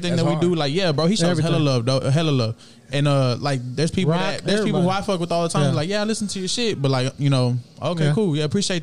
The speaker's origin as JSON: {"language": "English", "town": "Houston", "region": "Texas", "country": "United States", "said": "I'm from North Shore, El Dorado"}